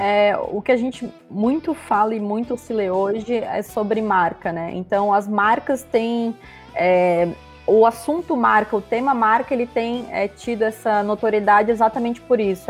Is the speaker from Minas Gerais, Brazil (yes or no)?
no; Santa Catarina, Brazil; eu sou catarinense, tenho 28 anos